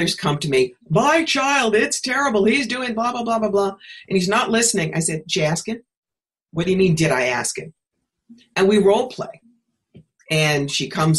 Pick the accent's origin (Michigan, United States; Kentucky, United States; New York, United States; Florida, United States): New York, United States; moved away as an adult; also born or lived in Atlanta; I was living in Atlanta at the time, and I'm from New York. As I say here, I'm not a magnolia. I'm a bagel. I really needed to be back home.